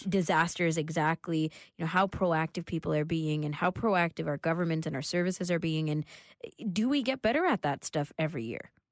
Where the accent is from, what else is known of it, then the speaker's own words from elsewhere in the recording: Canada; we're Canadian